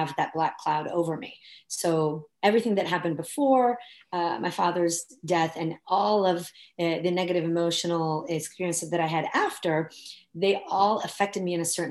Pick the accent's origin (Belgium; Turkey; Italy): Italy; moved away as an adult; now in United States; I was born and raised in Italy, and I came to the US when I was 20.